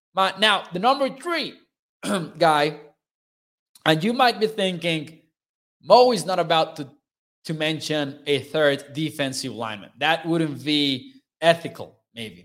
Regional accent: Mexico; I am from Mexico.

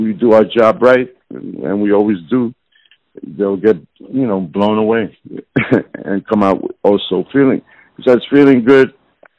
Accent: New York City, New York, United States; I'm Puerto Rican, growing up in New York City in the South Bronx, what they call a New Yorican.

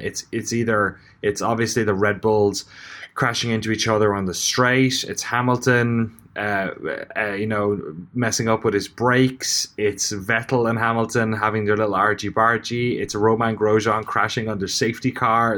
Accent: Ireland; as an Irish person

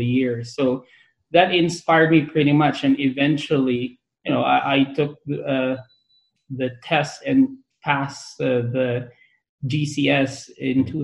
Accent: Lingayen, Pangasinan, Philippines; moved away as an adult; now in California, United States; I am a true-blooded Provinciano from Lingen, Pangasinan. So I was born in Lingen, Pangasinan in the Philippines.

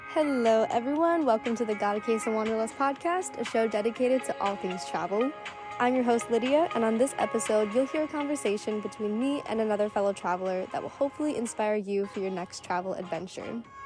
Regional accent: Chicago, Illinois, United States; I'm from Chicago

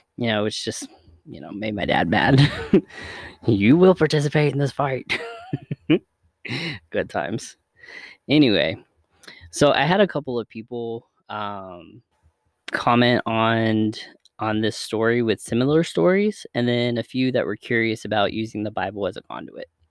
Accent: the South, United States; We grew up in the South

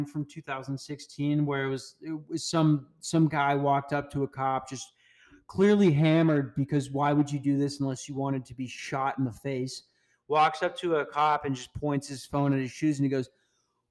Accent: Minnesota, United States; I'm from Minnesota

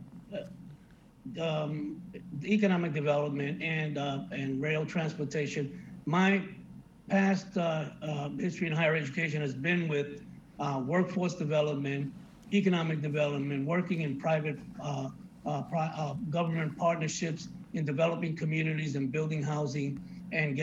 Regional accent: New York City, New York, United States; now in Miami, United States; I grew up riding subways in New York City to work and to school.

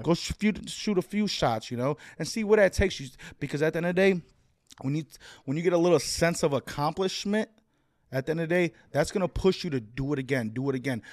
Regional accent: Chicago, Illinois, United States; moved away; I'm from Humble Park, which is the northwest side of Chicago

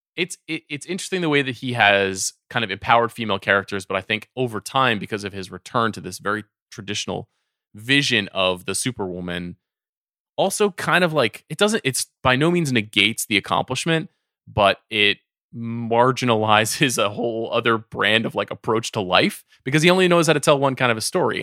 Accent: Long Island, New York, United States; I grew up on Long Island

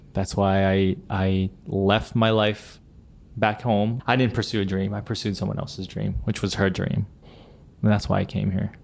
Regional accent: central Pennsylvania, United States; now in New York City, United States; my hometown in central Pennsylvania

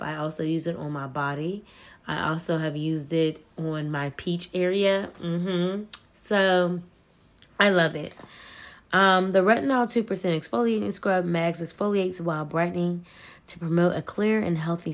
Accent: United States; As an American

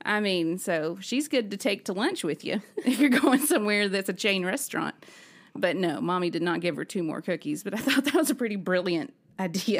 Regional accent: Alabama, United States; also born or lived in Nashville, Tennessee; now in Tennessee, United States; growing up in Alabama

